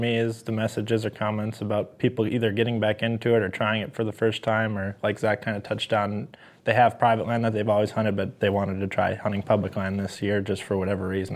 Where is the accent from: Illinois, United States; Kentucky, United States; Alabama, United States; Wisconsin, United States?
Wisconsin, United States; Rosendale; I grew up actually in Fa-, in, uh, Wisconsin, in the Fond du Lac area, Rosendale